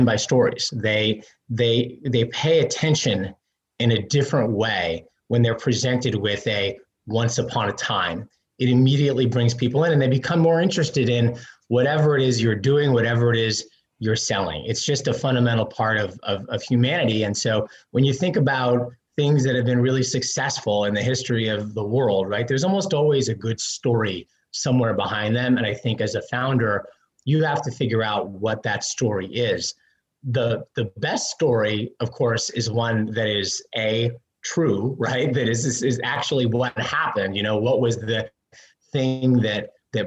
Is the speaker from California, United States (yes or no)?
no; New York City, New York, United States; also born or lived in New Jersey; I am a New York kid, born in Manhattan